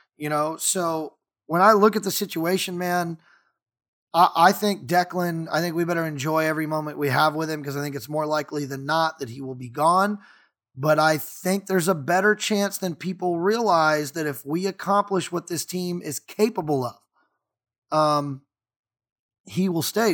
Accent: United States; I'm an American

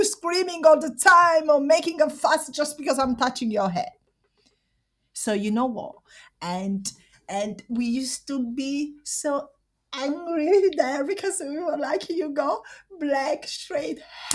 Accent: Caserta, Campania, Italy; English is a second language; now in London, United Kingdom; I'm from Caserta, which is south near Naples

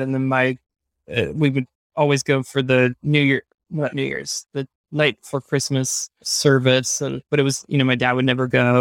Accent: Hendersonville, North Carolina, United States; I grew up in Hendersonville, North Carolina

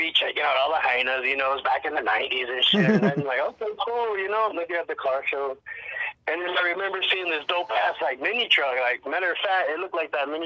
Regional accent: El Paso, Texas, United States; moved away as an adult; also born or lived in California; now in Oregon, United States; I'm from the border, Tejano, Chicano, El Paso, Texas. Grew up there back in the 70s and 80s

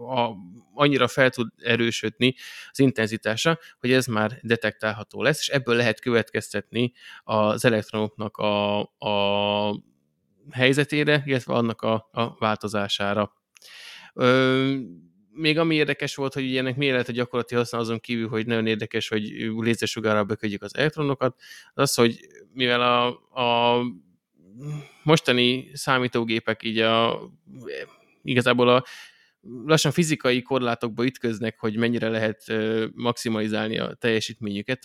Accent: Hungary; magyarok királyok vagyunk, ez kicsit az én nóbelem is, mert hozzáthettem magamat azzal, hogy ide születtem

